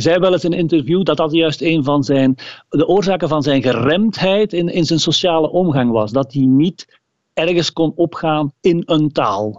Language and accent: Dutch; Limburg, Flanders, Belgium; Als Limburger